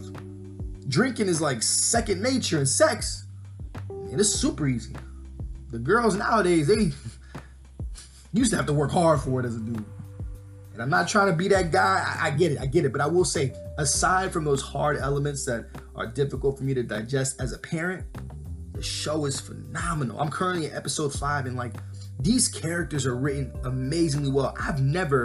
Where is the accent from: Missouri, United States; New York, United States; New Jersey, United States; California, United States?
New York, United States; Growing up in New York